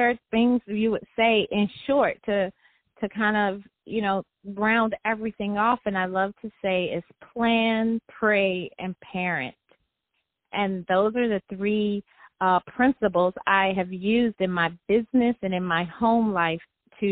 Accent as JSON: {"language": "English", "town": "Detroit", "region": "Michigan", "country": "United States", "tie": "born or raised there"}